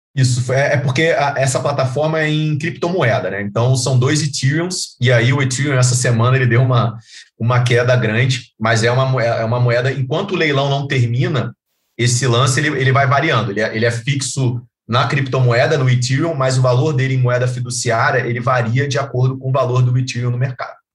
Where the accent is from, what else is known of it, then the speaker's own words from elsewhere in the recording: Rio de Janeiro, Brazil; moved away as an adult; now in São Paulo, Brazil; nós somos do Rio